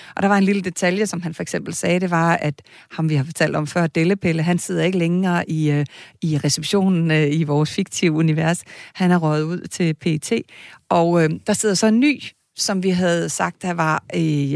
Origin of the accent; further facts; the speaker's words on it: Kalundborg, Zealand, Denmark; Jeg er fra Kalundborg